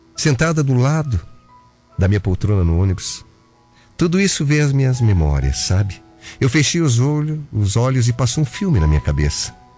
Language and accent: Portuguese; Curitiba, Paraná, Brazil; moved away; also born or lived in Mato Grosso / Ourinhos, São Paulo; Eu sou curitibano